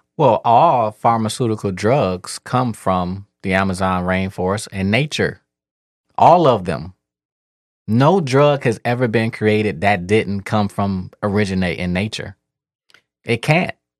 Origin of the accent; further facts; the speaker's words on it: Detroit, Michigan, United States; I'm kid from Eight Mile